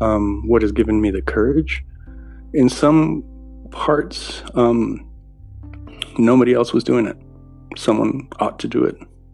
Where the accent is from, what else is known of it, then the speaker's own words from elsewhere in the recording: San Antonio, Texas, United States; now in Denver, United States; I was brought to the United States when I was 3 years old. I am deeply, deeply fortunate to have been able to come in documented. I grew up in the U.S. in San Antonio, Texas. San Antonio, Texas considers itself a border town.